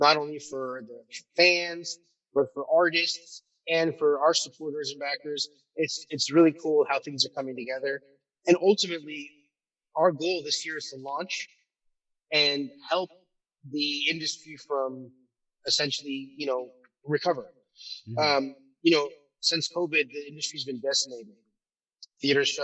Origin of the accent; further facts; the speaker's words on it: Turkey; moved away; I'm originally from Turkey